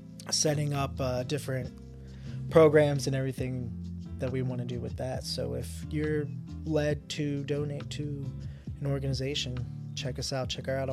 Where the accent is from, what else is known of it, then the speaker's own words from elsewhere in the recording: New Jersey, United States; Hey, so we're both from Jersey.